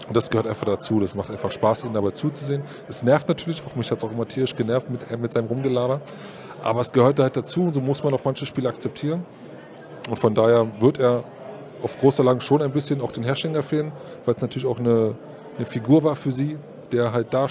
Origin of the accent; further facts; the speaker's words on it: Berlin, Germany; Ich bin Berliner, bin da groß geworden ne?